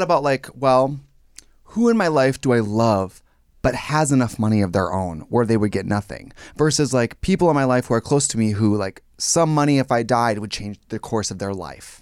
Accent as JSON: {"language": "English", "area": "Wausau", "region": "Wisconsin", "country": "United States", "tie": "born or raised there", "moved": "as an adult", "lives_now": "Los Angeles, United States", "said": "In my hometown in Wausaki, Wisconsin, I'm filthy rich"}